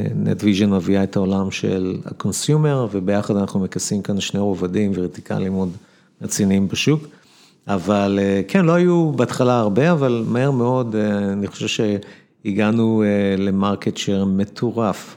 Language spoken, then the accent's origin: Hebrew; Ramla, Central District, Israel; גדלתי ברמלה